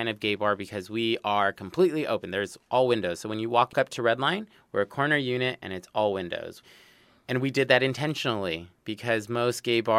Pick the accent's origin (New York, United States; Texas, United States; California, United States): California, United States; Los Angeles; born and raised in Los Angeles zip code, not the Valley